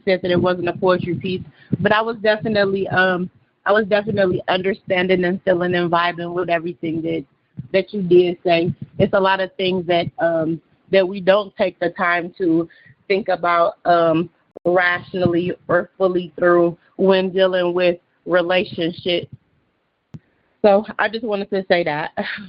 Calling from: Beloit, Wisconsin, United States; Okay, so I'm calling from … I'm calling from Beloit, Wisconsin.

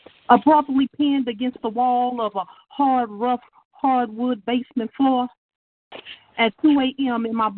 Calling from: Shreveport, Louisiana, United States; Yes, I'm calling from Shreveport, Louisiana.

